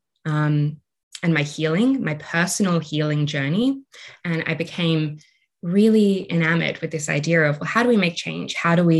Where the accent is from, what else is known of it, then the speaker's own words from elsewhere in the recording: Australia; So I'm Australian. You might be able to hear that in my voice